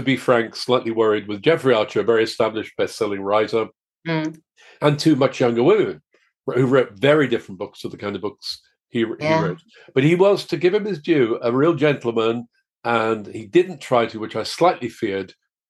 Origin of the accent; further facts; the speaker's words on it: Liverpool, North West England, United Kingdom; my hometown, Liverpool